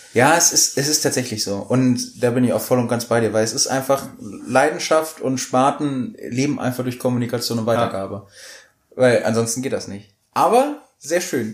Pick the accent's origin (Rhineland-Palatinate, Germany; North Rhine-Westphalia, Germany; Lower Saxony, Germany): Lower Saxony, Germany; Hanover; wir kommen aus Hannover und als Hannoveraner